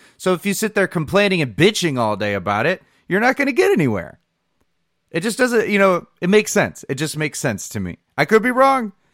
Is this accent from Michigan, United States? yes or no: yes; Michigan, United States; I'm from Michigan